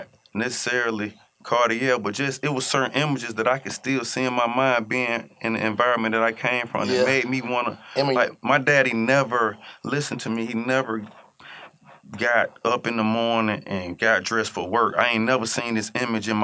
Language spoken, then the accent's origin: English; Atlanta, Georgia, United States; I'm from Atlanta